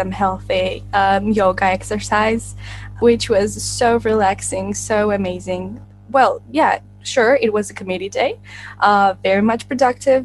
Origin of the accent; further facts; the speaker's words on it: Tbilisi, Georgia; I am from Georgia, Tbilisi, which is the capital city of our country.